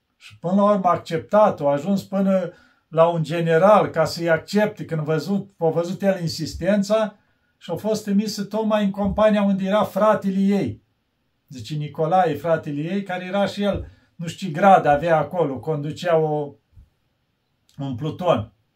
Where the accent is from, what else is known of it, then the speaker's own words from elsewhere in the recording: Romania; eu când spun că român